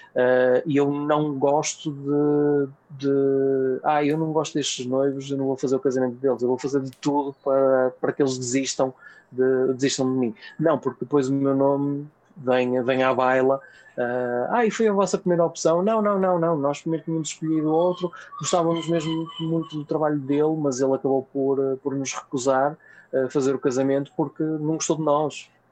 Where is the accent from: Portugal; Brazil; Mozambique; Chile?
Portugal; Vila Nova de Gaia, Norte; eu sou de Gaia